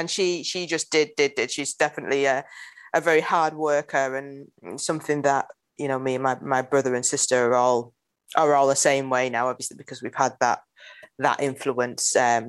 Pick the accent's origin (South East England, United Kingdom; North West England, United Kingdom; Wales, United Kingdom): North West England, United Kingdom; Manchester; I grew up in North Manchester in a place called Cheetham Hill, which is probably, I think it's something like sort of 7 miles out of the city centre.